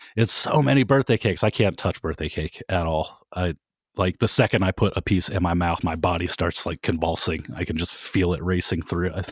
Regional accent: Kent, Ohio, United States; I was from Kent

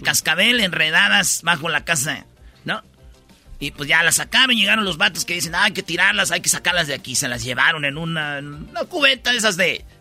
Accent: Mexico; soy mexicano, amo mi selección

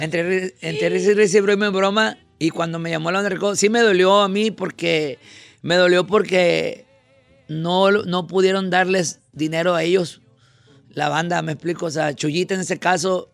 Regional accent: Concordia, Sinaloa, Mexico; Yo soy de Concordia, Sinaloa, un pueblo

